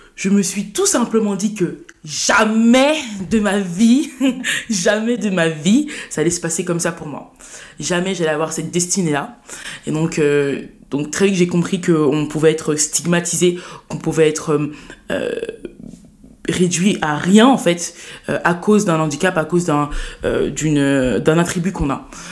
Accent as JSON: {"language": "French", "town": "Saint-Denis", "region": "Île-de-France", "country": "France", "tie": "born or raised there", "said": "J'ai vécu toute ma vie à, Saint-Denis. Euh, voilà, j'ai fait mon enfance, j'ai grandi là-bas, mon collège, mon lycée"}